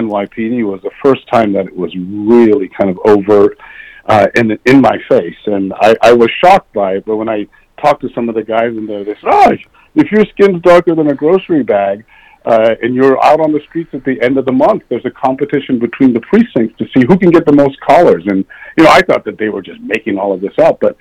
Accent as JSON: {"language": "English", "region": "Northern Virginia", "country": "United States", "tie": "born or raised there", "also_born_or_lived": "Washington, D.C.", "said": "I was born in Washington, D.C. I grew up in Northern Virginia"}